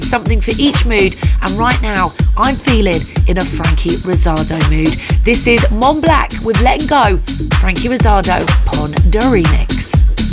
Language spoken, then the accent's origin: English; London, United Kingdom; my hometown, London.